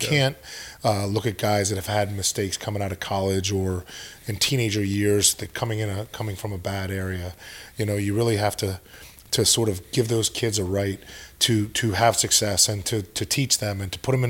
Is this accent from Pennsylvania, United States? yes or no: yes; Pennsylvania, United States; moved away as an adult; where we grew up in Pennsylvania is such a different area